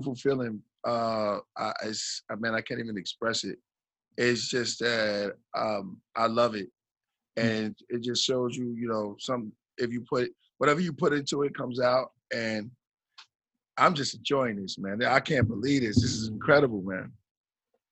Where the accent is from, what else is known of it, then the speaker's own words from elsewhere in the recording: New York, United States; moved away; I'm from New York